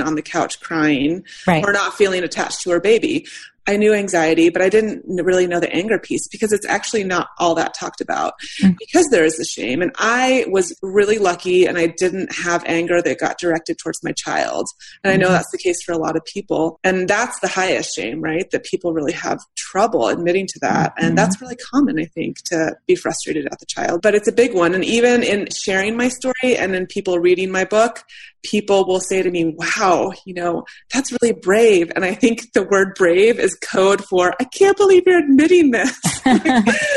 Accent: United States; I'm white, I'm straight, I'm American, I'm middle class.

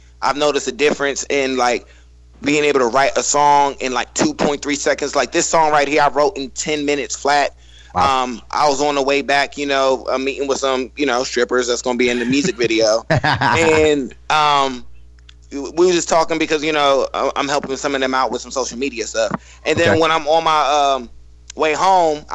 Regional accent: Northern Virginia, United States; I'm from Northern Virginia

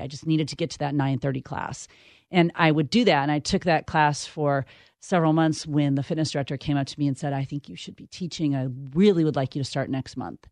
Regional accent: Midwest, United States; growing up in the Midwest

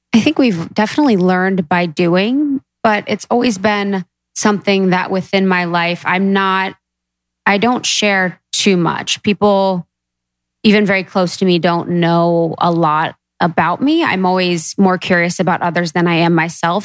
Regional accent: Midwest, United States; growing up in the Midwest

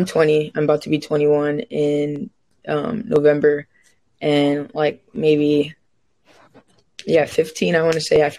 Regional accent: New York City, New York, United States; I'm from New York. I'm from the Bronx.

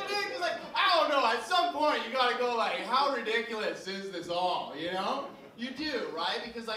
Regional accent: Canada; I'm from Canada

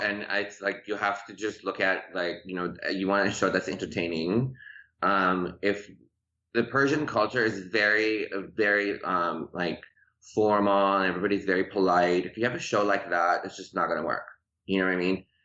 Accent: Chicago, Illinois, United States; English is a second language; moved away as an adult; also born or lived in Tehran, Iran; now in Los Angeles, United States; I grew up in Chicago in the suburbs of Chicago, and then um, I moved to LA.

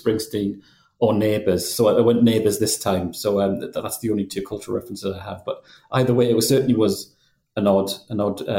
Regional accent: Geordie, North East England, United Kingdom; accent: Geordie; I have a bit of an accent, not a strong Geordie accent by any means

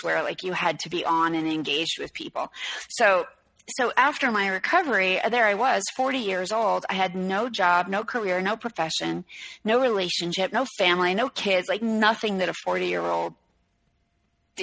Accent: New York City, New York, United States; I'm from New York City and my mom's an artist

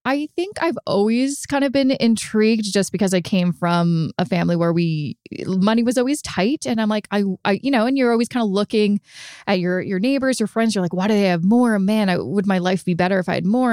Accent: Vancouver, British Columbia, Canada; moved away as an adult; now in Toronto, Canada; I'm originally from Vancouver

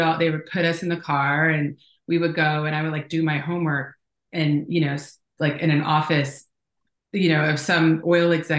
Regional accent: Houston, Texas, United States; moved away as an adult; also born or lived in Los Angeles; I'm from Houston. I'm seventh generation Houstonian

